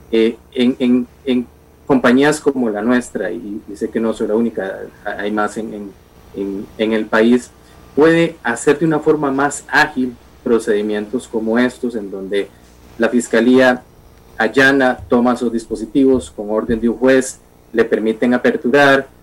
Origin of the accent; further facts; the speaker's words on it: Costa Rica; como ciudadano costarricense